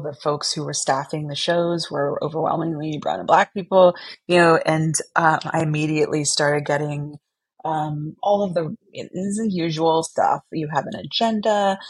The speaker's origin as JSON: {"language": "English", "town": "San Antonio", "region": "Texas", "country": "United States", "tie": "born or raised there", "said": "i grew up in san antonio texas"}